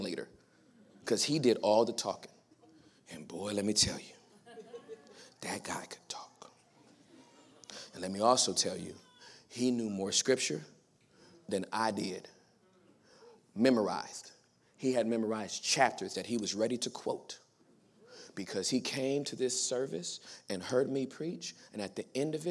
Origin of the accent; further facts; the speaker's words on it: United States; accent: American; I was a guest from America